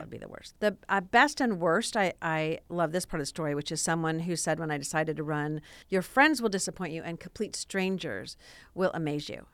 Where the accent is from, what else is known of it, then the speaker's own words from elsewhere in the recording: Los Angeles, California, United States; I was born and raised in the San Fernando Valley